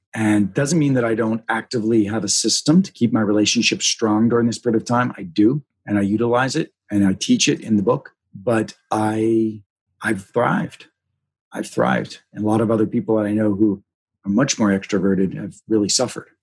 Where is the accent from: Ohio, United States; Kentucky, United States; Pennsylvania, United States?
Pennsylvania, United States; Pittsburgh; moved away; I came from Pittsburgh, you know, my mom happened to be Methodist, my dad's family was Catholic, but very Roman Catholic sort of upbringing